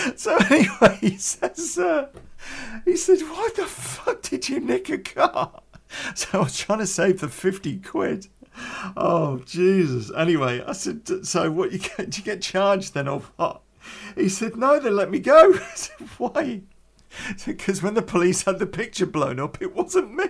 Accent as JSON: {"language": "English", "town": "Coventry", "region": "West Midlands", "country": "United Kingdom", "tie": "born or raised there", "said": "growing up in Coventry"}